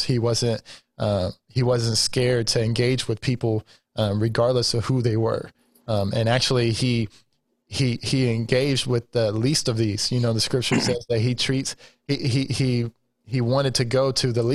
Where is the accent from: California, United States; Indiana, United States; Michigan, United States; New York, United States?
Indiana, United States; Terre Haute; I was born and raised in Terre Haute